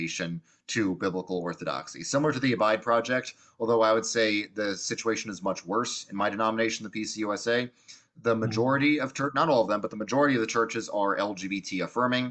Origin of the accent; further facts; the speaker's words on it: New York, United States; I grew up in the New York public school, very secular environment